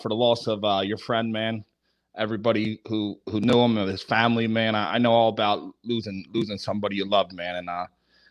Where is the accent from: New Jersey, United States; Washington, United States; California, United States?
New Jersey, United States; also born or lived in Philadelphia, Pennsylvania; I was born in Philadelphia, grew up in New Jersey, like 10 minutes from the city of Philly